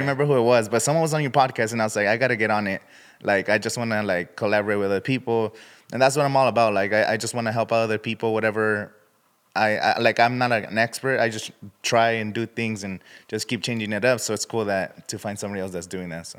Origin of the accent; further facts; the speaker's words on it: Indio, California, United States; I'm from Indio, California.